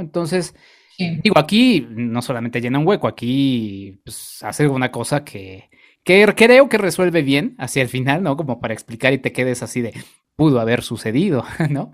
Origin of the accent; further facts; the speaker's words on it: Mexico; nosotros como mexicanos